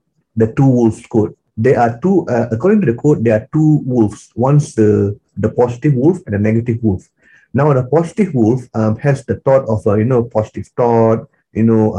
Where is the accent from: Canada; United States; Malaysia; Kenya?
Malaysia; growing up in Malaysia, being an Indian here, we are Indians are minority here